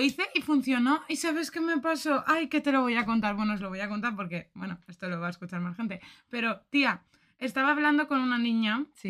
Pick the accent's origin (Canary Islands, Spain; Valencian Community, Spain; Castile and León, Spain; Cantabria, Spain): Valencian Community, Spain; accent: Valencian; ¡Qué valenciana me eh! Así hablo yo en mi pueblo